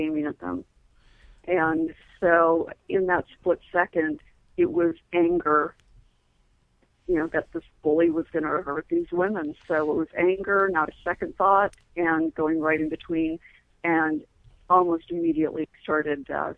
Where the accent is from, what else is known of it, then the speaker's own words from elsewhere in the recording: Midwest, United States; moved away; I grew up in the Midwest in a small town.